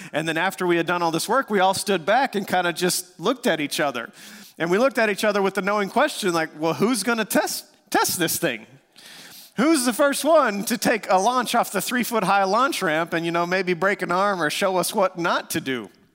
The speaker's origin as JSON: {"language": "English", "region": "West Texas", "country": "United States", "tie": "born or raised there", "said": "We grew up in West Texas"}